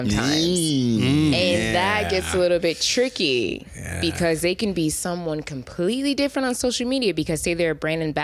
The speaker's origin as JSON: {"language": "English", "region": "South Carolina", "country": "United States", "moved": "yes", "lives_now": "Los Angeles, United States", "said": "I'm from South Carolina"}